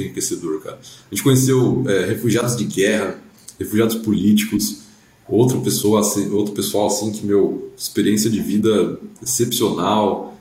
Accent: Brazil; como brasileiro

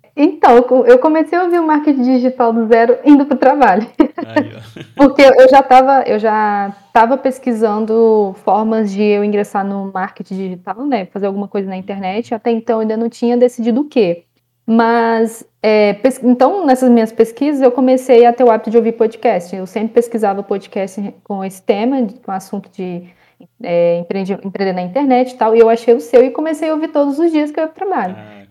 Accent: interior of Ceará, Brazil; now in Rio de Janeiro, Brazil; eu vim para o Rio de Janeiro, eu sou do interior lá do Ceará

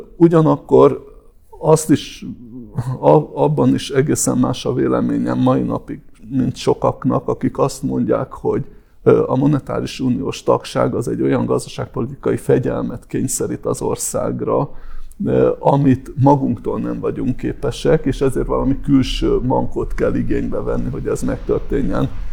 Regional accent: Hungary; magyarként és európaiként

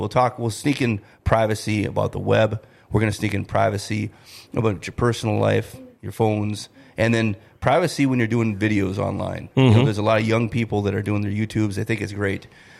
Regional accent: Grand Forks, North Dakota, United States; also born or lived in Duluth, Minnesota; and, you know, I was born in the Iron Range. I was born in Duluth, Minnesota. Oh, okay. Yeah, so I'm a Minnesota boy at heart, and was raised here in Grand Forks after that.

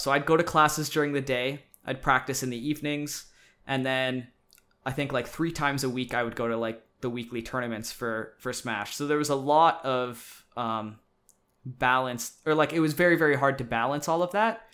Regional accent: Saskatchewan, Canada; moved away as an adult; now in British Columbia, Canada; I'm from Saskatchewan originally, which is a province in Canada. And I was going to be moving to British Columbia, where I live now, for university

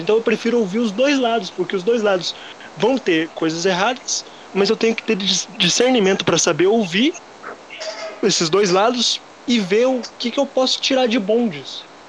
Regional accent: União da Vitória, Paraná, Brazil; sou de União da Vitória, Paraná. Uma cidade que fica no interior aí do Paraná

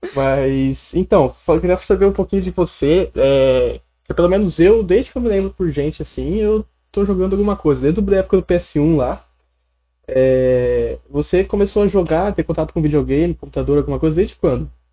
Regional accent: Catanduva, São Paulo, Brazil; eu sou de Catanduva, né? Sou de Catanduva, cheguei ontem aqui

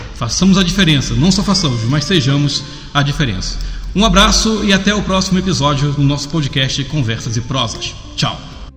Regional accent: Nova Iguaçu, Rio de Janeiro, Brazil; No meu estado, eu sou do Rio de Janeiro. Uhum. Na minha cidade vizinha, eu sou de Nova Iguaçu, Baixada Fluminense.

